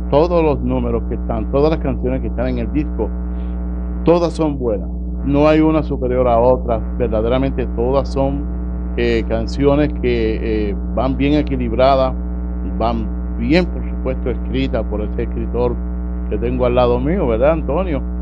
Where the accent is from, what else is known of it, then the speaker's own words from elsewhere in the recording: Utuado, Puerto Rico; Y por supuesto, yo soy aquí nacido y criado en Utuado, yo soy natural de Utuado.